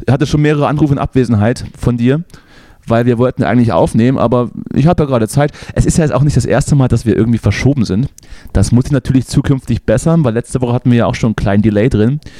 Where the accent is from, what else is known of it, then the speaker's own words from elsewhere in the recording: East Germany, Germany; aber ich bin ja ein, ein Kind des Ostens, im, im Fußball und im Punkrock sozialisiert.